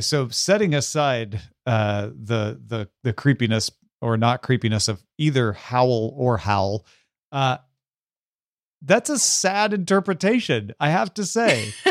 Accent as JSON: {"language": "English", "region": "Southern Illinois", "country": "United States", "moved": "yes", "lives_now": "Los Angeles, United States", "said": "I come from Southern Illinois, from a small town, I still have family there"}